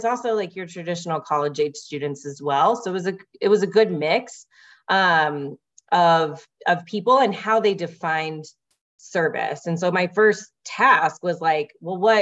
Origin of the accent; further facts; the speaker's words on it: Louisville, Kentucky, United States; also born or lived in Portland, Maine; now in Denver, United States; I'm originally from Louisville, Kentucky